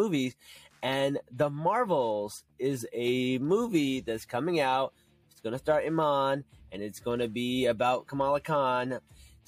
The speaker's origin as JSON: {"language": "English", "town": "Newark", "region": "New Jersey", "country": "United States", "tie": "born or raised there", "said": "I grew up in Newark. I grew up near Jersey City"}